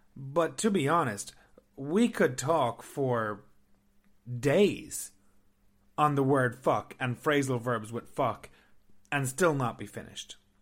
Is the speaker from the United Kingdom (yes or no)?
no; Ireland; moved away as an adult; now in Canada; I'm from Ireland